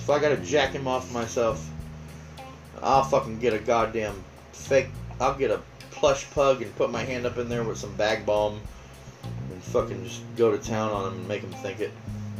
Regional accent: the Carolinas, United States; So don't go hating on pork. I'm from the Carolinas.

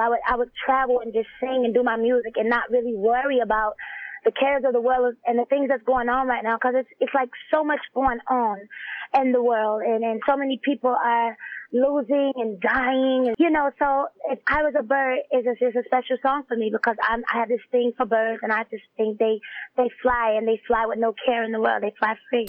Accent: the South, United States; I'm from the south

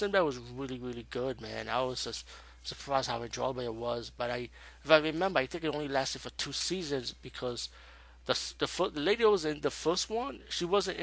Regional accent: New York, United States; Where I'm from New York.

